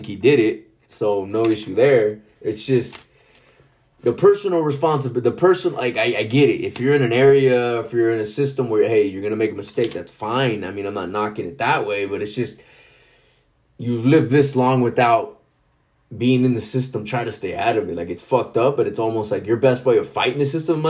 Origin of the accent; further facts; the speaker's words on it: Rancho, California, United States; growing up in Rancho, because I wasn't really supposed to live in that town